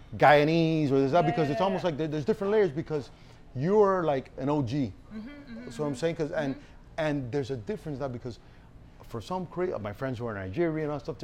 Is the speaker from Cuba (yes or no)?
yes; Cuba; moved away; also born or lived in Miami, United States; I was born in Cuba.